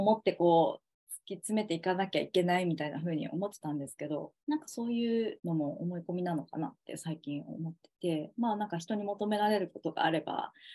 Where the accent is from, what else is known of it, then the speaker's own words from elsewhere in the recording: Okayama, Japan; moved away as an adult; now in Tokyo, Japan; 実家は私岡山なんですけど